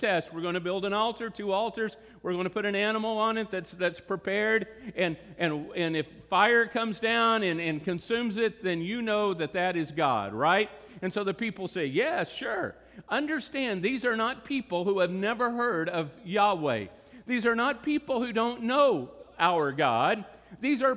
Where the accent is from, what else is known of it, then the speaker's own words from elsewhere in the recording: Texas, United States; we're from Texas.